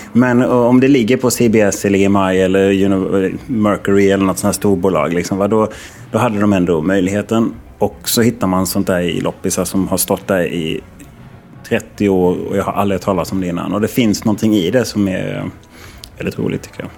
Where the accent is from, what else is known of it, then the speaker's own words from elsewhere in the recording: Halmstad, Halland County, Sweden; moved away; jag är ju från Halmstad från början